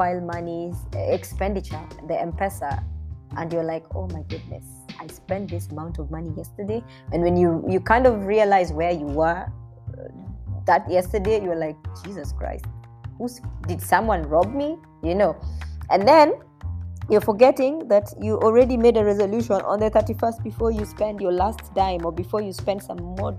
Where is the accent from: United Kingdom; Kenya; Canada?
Kenya